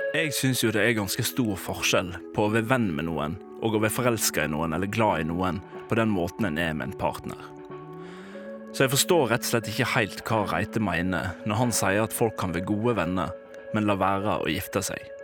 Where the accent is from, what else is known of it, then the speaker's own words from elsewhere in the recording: Volda, Møre og Romsdal, Norway; jeg har bodd her